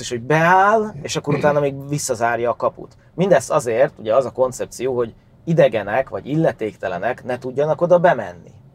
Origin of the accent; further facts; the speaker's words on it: Great Hungarian Plain, Hungary; Alföldi gyerek vagyok